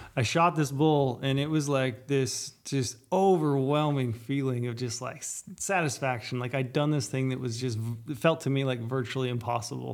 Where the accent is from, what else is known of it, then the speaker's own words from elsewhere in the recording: Southern Utah, United States; I grew up in Southern Utah